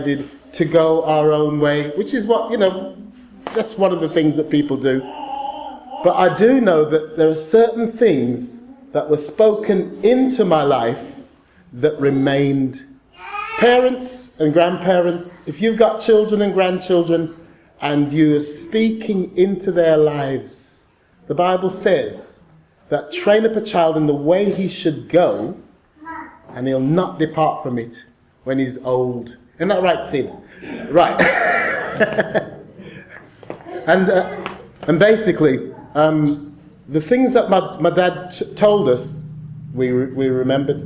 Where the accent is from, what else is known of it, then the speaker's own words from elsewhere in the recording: Birmingham, West Midlands, United Kingdom; I was born in Selly Oak Hospital, not too far from here.